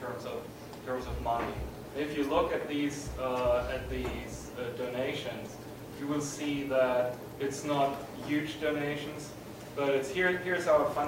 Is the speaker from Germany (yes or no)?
yes; Germany; I come from Germany